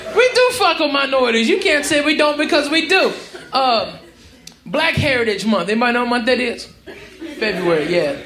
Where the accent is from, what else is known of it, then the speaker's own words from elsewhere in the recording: Arkansas, United States; moved away as an adult; also born or lived in Tennessee / Texas; I was born in Tennessee, raised in Arkansas, and moved to Texas when I was 18